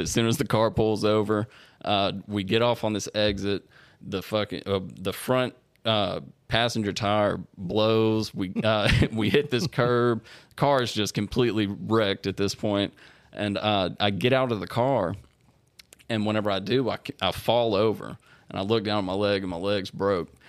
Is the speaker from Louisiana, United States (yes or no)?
yes; Shreveport, Louisiana, United States; was born and raised in Shreveport